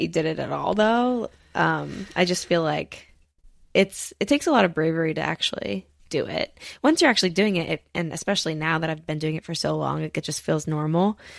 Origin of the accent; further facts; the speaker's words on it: New Jersey, United States; also born or lived in Pennsylvania; I'm literally from New Jersey